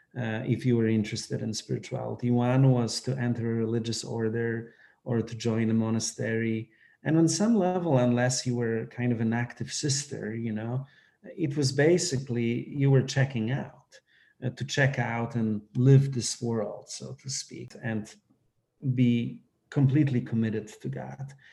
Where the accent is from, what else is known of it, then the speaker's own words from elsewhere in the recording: Poland; moved away; I grew up in Poland